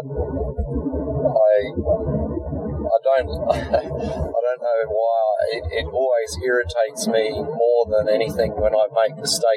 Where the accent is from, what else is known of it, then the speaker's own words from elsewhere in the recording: Victor Harbor, South Australia, Australia; my hometown of Victor Harbour.